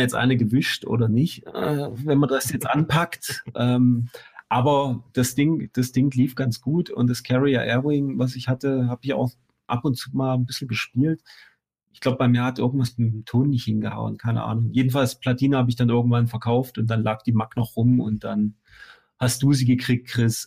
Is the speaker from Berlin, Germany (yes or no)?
no; Chemnitz, Saxony, Germany; bei uns in Chemnitz